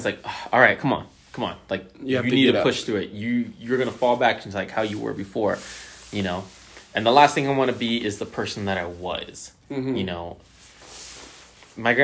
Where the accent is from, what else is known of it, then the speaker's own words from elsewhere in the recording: Bay Area, California, United States; I grew up in the suburbs. Like, yeah, I'm from the Bay Area.